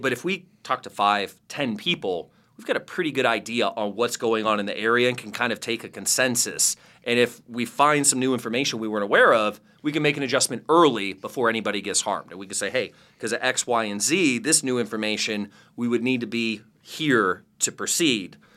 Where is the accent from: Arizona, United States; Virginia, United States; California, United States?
Arizona, United States; Phoenix; I'm from Phoenix, Arizona.